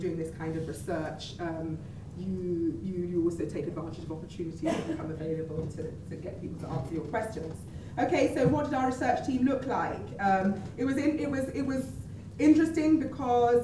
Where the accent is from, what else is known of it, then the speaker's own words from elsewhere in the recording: London, United Kingdom; also born or lived in Scotland; I'm Nigerian origin, but Scottish by birth and London by upbringing.